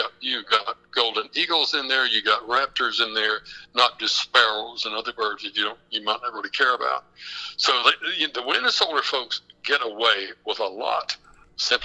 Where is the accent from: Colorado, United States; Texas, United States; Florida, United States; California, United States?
Texas, United States; West; You know, where I'm actually from the Permian Basin. I'm from West Texas.